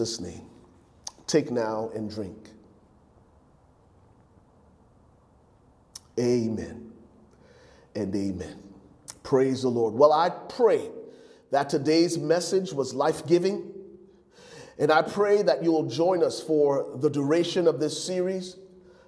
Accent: Liberia; moved away; growing up in Liberia as a young man and having our family devotions on the Sunday mornings.

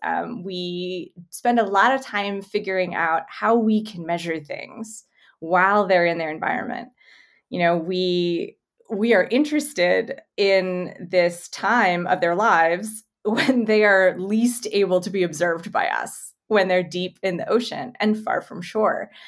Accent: Winnipeg, Manitoba, Canada; now in Las Vegas, United States; I grew up in Winnipeg.

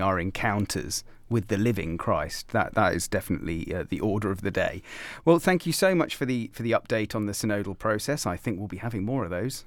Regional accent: Gloucestershire, South West England, United Kingdom; growing up in Gloucestershire

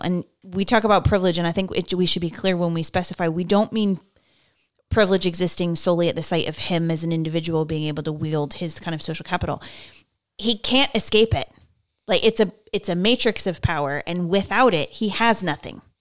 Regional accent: United States; I, I'm American

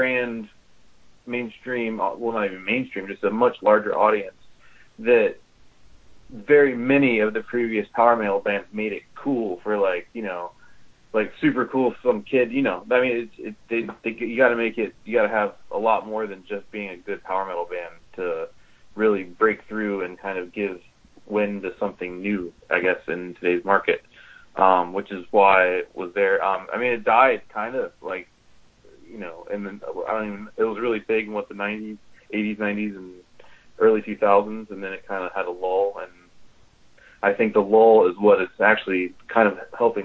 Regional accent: United States; we're from America

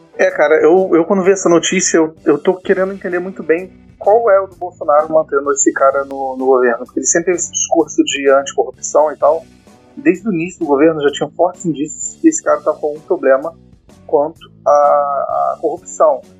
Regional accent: Espírito Santo, Brazil; now in Rio de Janeiro, Brazil; eu sou capixaba

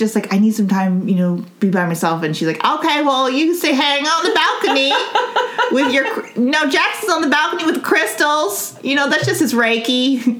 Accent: Northern Mariana Islands; because, like, you know, growing up in Saipan, no one had... I mean, you have an island accent. I don't have one.

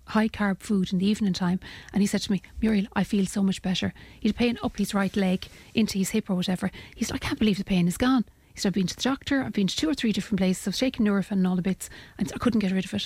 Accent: Ireland; we as Irish people

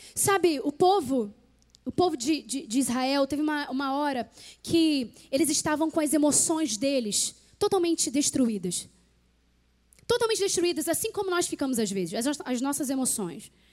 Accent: Rio de Janeiro, Brazil; moved away as an adult; also born or lived in Petrópolis; eu, eu, sou carioca

